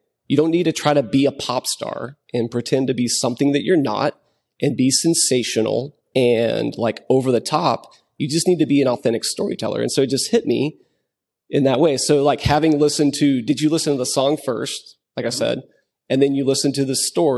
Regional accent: West Texas, United States; I'm from West Texas, and so I know the place that he's talking about, like San Angelo, Texas.

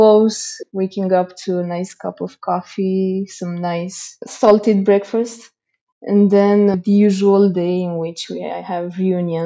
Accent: Slatina, Olt County, Romania; I grew up in a small town called Slatina in the south part of Romania, 2 hours away from Bucharest.

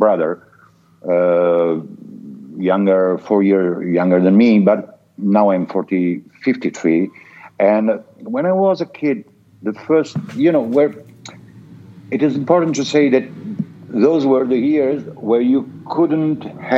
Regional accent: northern Italy, Italy; also born or lived in Apulia, Italy; My father moved to the north of Italy to get job

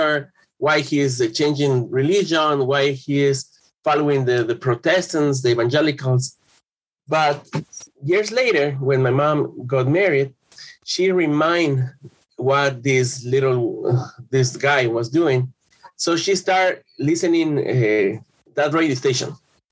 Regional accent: Quito, Pichincha, Ecuador; I'm from Quito, Ecuador. I was born in 1974

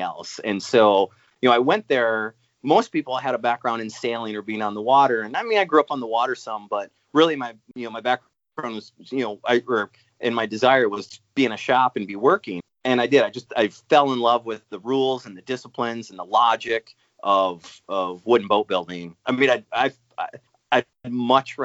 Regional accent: Eau Claire, Wisconsin, United States; also born or lived in Rhode Island / upstate New York; I grew up in Eau Claire, Wisconsin

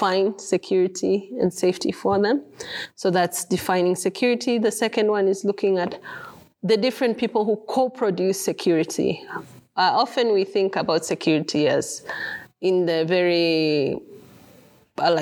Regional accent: Kenya; I'm a Kenyan

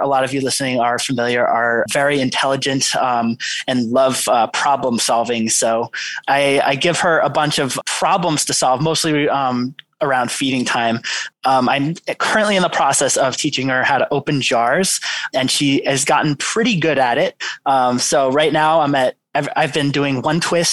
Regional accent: New York City, New York, United States; now in Nantucket, United States; I grew up in New York City

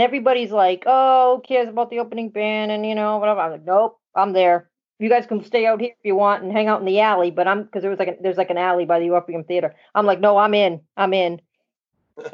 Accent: Boston, Massachusetts, United States; moved away; also born or lived in Florida; I'm from Boston. Obviously I've moved back home, but I'm originally from this area

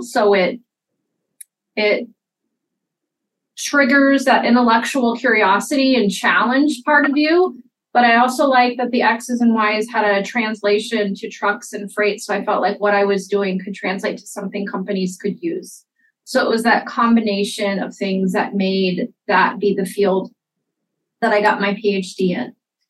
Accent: Houston, Texas, United States; moved away as an adult; also born or lived in Atlanta, Georgia; now in Iowa, United States; I actually grew up in Houston, Texas.

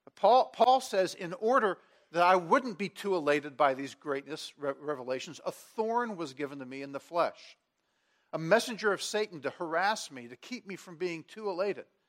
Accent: Washington, District of Columbia, United States; I transferred back to my hometown, to Washington, D C, so I could work in the, the youth ministry of the church where I had grown up

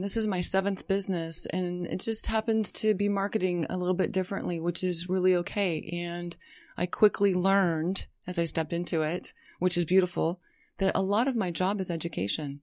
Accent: Las Vegas, Nevada, United States; also born or lived in Colorado / San Diego; now in California, United States; I, uh, spent several years growing up in Las Vegas

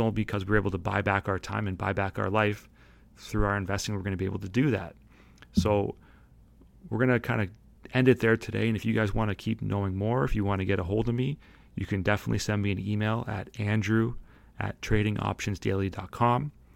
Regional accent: St. Catharines, Ontario, Canada; I'm from Saint Catharines

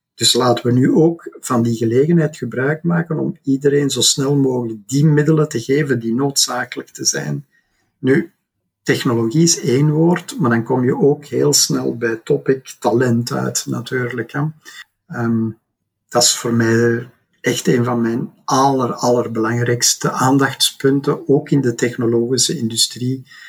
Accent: Belgium; wij ook als Belgen

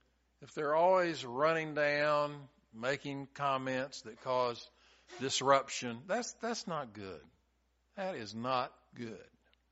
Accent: Chattanooga, Tennessee, United States; also born or lived in Texas / Georgia / Arizona; I grew up in Chattanooga. I went to Texas, and I got a little bit of the Texas stuff. I moved to Georgia. I moved to Arizona, moved back to Georgia, moved to Plant City.

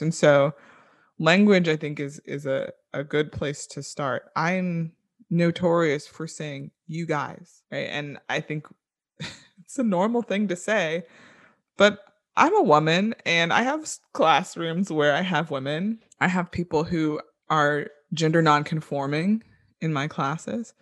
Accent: Orlando, Florida, United States; I grew up in Orlando, Florida

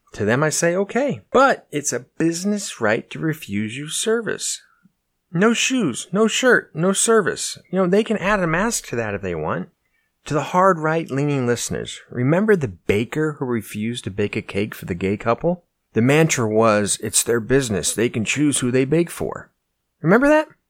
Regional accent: United States; As an American

